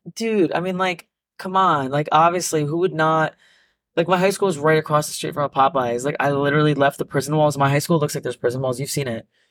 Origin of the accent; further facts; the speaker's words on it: New Jersey, United States; I'm from Jersey